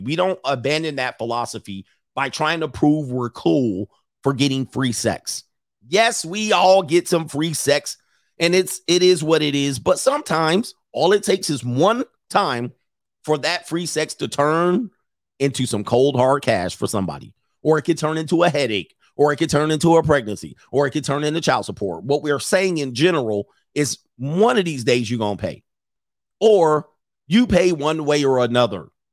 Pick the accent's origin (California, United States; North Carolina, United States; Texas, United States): California, United States; Southern; I lived in Southern California.